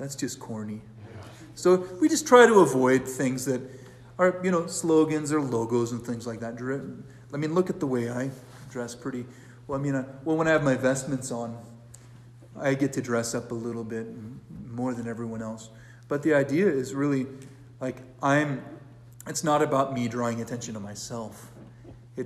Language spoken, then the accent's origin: English; California, United States; now in Brier, United States; I'm from California